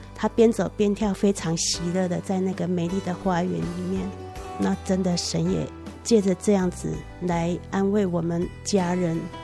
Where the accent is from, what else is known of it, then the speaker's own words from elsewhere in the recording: Taiwan; 我们台湾人